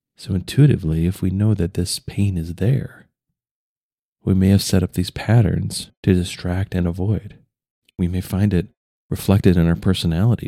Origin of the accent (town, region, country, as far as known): United States